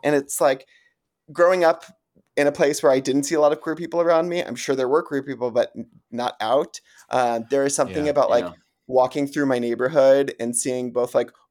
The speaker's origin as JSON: {"language": "English", "town": "Kansas City", "country": "United States", "tie": "born or raised there", "moved": "yes", "lives_now": "Washington, D.C., United States", "said": "I grew up in the Midwest. I grew up in Kansas City, and, like, it was a city, but a small city."}